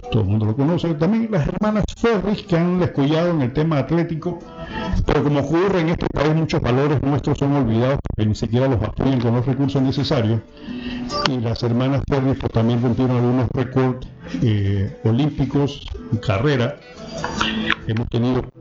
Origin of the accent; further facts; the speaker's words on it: La Chorrera, Panamá Oeste, Panama; moved away; mi pueblo, de las chorreras